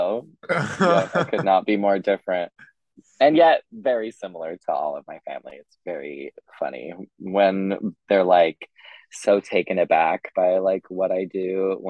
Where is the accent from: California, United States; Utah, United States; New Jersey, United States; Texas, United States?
Utah, United States; now in Los Angeles, United States; I'm from Utah. And born and raised? Born and raised, baby. Like Utah-Idaho border. So if you've ever seen the movie Napoleon Dynamite, I lived like 30 minutes from where that was filmed.